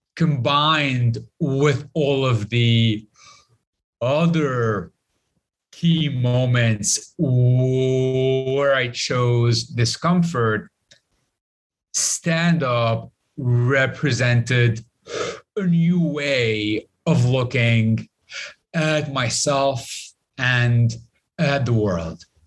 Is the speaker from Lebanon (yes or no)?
yes; Lebanon; Growing up in Lebanon